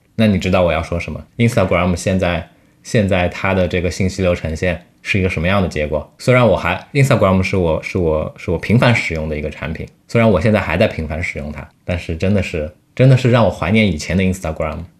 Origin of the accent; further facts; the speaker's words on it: China; 我们中国人